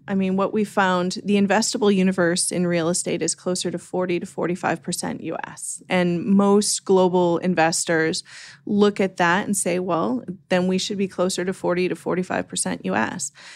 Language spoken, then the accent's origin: English; Canada; moved away as an adult; also born or lived in Vancouver, Canada; now in United States; I'm originally Canadian